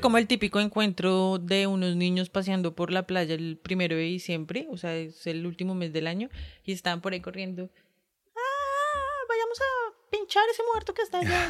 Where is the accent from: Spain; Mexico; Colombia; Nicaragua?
Colombia; Bogotá; como rola representante del gremio rolístico